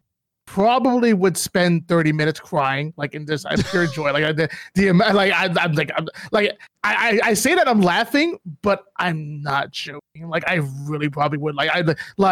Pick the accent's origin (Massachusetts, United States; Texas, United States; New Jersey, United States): New Jersey, United States; now in Atlanta, United States; I'm from Jersey, but I'm here now